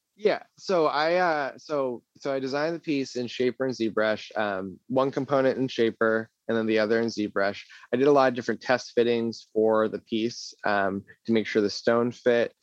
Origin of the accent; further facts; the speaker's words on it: New England, United States; also born or lived in New Hampshire / Salem, Massachusetts; New England, uh, I, it's just something I really enjoy. I've been here my whole life